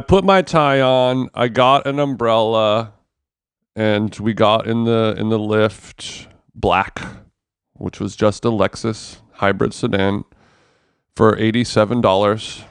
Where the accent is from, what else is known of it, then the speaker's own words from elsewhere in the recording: United States; as an American